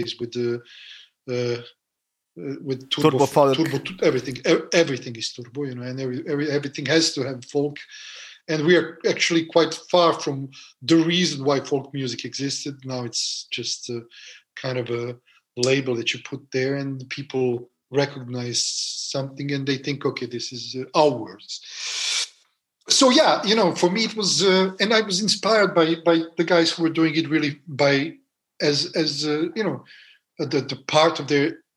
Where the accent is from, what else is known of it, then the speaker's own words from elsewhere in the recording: Belgrade, Serbia; moved away as an adult; now in France; growing up in Serbia, in Belgrade, in Yugoslavia.